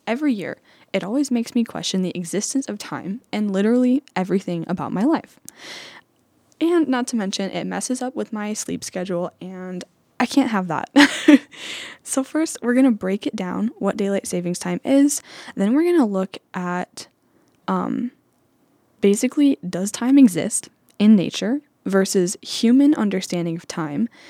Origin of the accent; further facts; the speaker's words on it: Anamosa, Iowa, United States; also born or lived in Davenport, Iowa; I'm from Anamosa, Iowa, which is just a short drive away, about an hour and a half